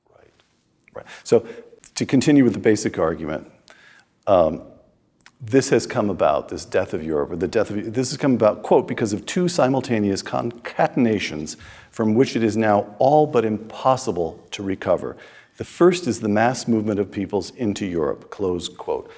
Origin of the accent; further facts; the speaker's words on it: United States; I'm speaking as an American